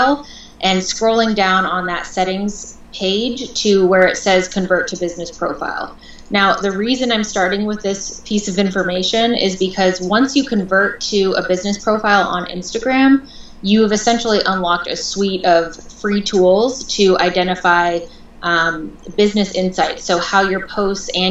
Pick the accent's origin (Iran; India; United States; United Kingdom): United States; Portland, Oregon; moved away as an adult; also born or lived in Seattle / Los Angeles; I was born and raised in Portland, Oregon